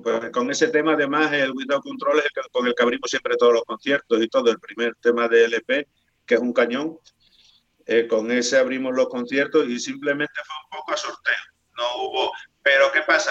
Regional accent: Spain; accent: Spanish; qué acento le vamos a poner si somos acento español

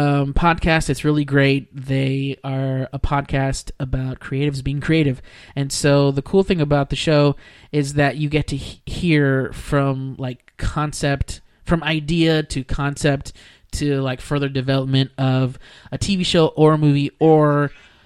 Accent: Weslaco, Texas, United States; Weslaco, Texas. My turf, my hometown

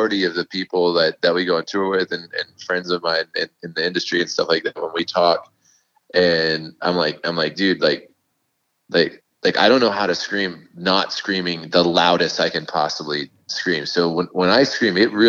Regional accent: Fort Worth, Texas, United States; We're all from Fort Worth together

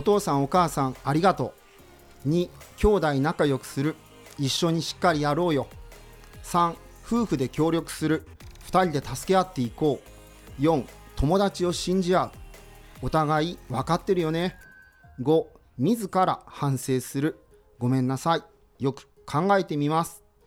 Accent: Japan; 今まで日本に生まれていて

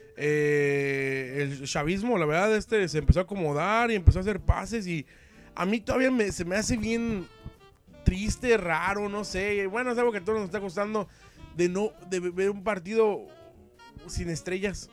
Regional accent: Mexico; somos nosotros los mexicanos

